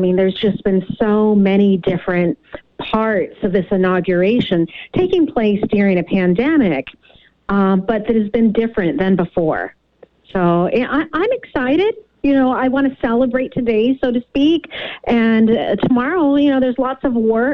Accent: United States; now in Victoria, Canada; I'm an American. I became a Canadian citizen 3 years ago, so I'm what many refer to as a dual citizen.

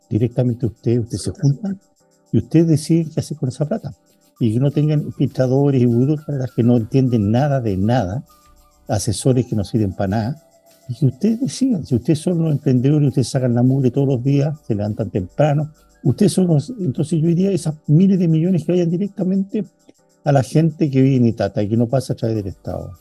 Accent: Chile; como chileno, como chileno

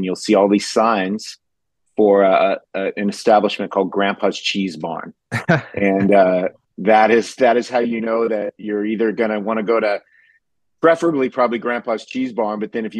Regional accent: California, United States; now in Ashland, United States; I'm a transplant. I'm from Southern California 13 years ago to Mid Ohio to a town called Ashland

